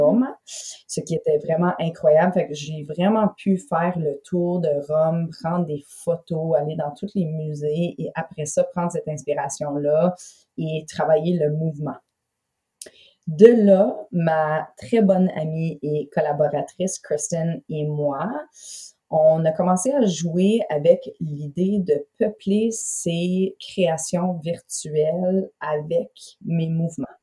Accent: London, Ontario, Canada; also born or lived in Toronto, Canada / Montreal, Canada; now in Gaspé, Canada; j'ai été élevée à London, en Ontario

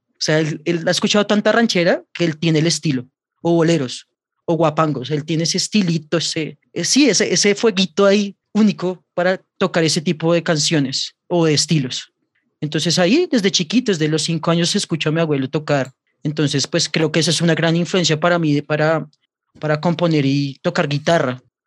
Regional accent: Bogotá, Colombia; soy cantautor bogotano

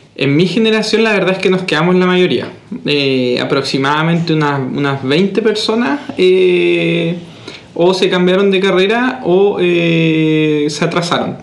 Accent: La Unión, Los Ríos, Chile; moved away as an adult; also born or lived in Santiago, Chile; también soy de la Unión, unionino

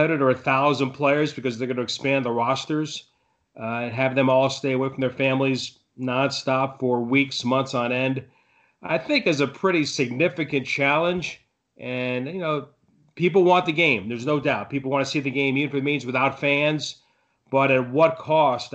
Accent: Florida, United States; also born or lived in Brooklyn, New York; I was born in Brooklyn and raised in Florida.

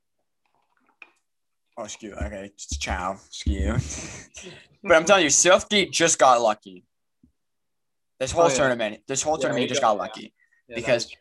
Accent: Niagara Falls, Ontario, Canada; we're all from Niagara Falls.

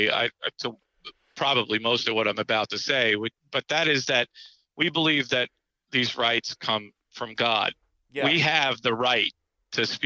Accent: New York, United States; Uh, being a New Yorker, I just when his voice comes oh. on

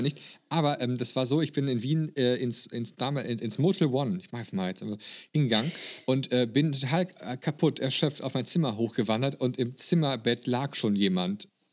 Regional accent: Germany; als Deutscher

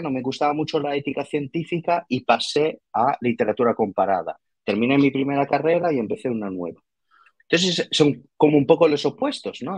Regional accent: Italy; accent: Italian; Spanish is a second language; moved away; soy italiano, por, por, eso ese raro acento

